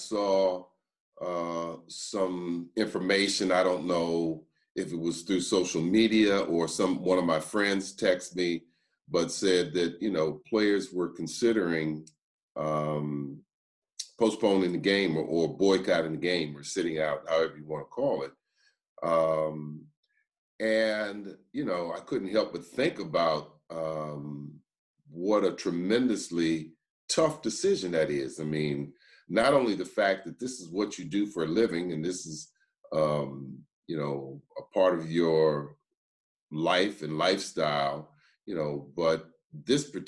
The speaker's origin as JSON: {"language": "English", "town": "Berkeley", "region": "California", "country": "United States", "tie": "born or raised there", "said": "my experience growing up in Berkeley, California"}